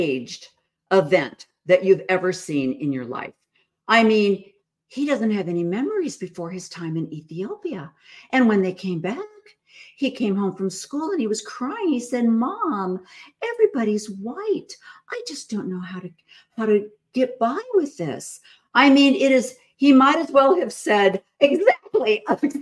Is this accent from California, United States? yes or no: no; Illinois, United States; I grew up in Illinois